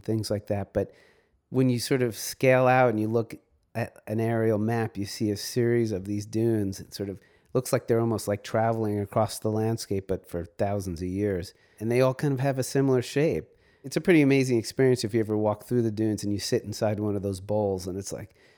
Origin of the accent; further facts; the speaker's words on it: New York City, New York, United States; also born or lived in Montauk, New York; I was born in New York City